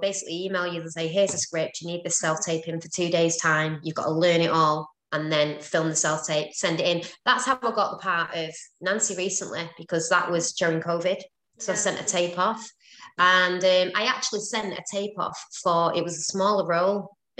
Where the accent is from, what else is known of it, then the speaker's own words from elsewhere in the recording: London, United Kingdom; accent: London; I didn't actually book it, so maybe my London accent isn't any good.